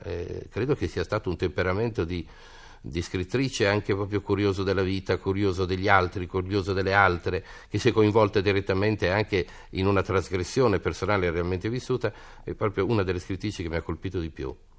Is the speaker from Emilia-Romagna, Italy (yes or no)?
yes; Parma, Emilia-Romagna, Italy; io sono di Parma